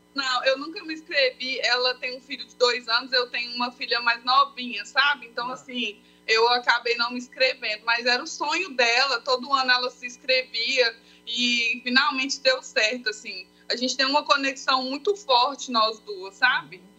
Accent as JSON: {"language": "Portuguese", "town": "Esmeraldas", "region": "Minas Gerais", "country": "Brazil", "tie": "born or raised there", "lives_now": "Belo Horizonte, Brazil", "said": "nós nascemos em Esmeraldas, né? Ah. Mas aí nós moramos em BH."}